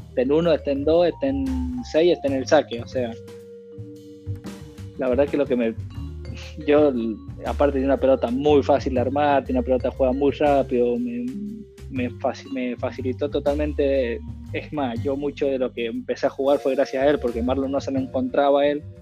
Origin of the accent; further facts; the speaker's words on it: Argentina; Mira, creo que como todo argentino, lo más lindo para todo argentino es que le vaya bien a la selección.